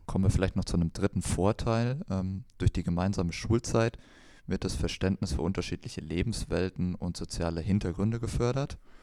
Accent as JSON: {"language": "German", "area": "Kreuztal", "region": "North Rhine-Westphalia", "country": "Germany", "said": "bei uns in Kreuzer, wo ich herkomme"}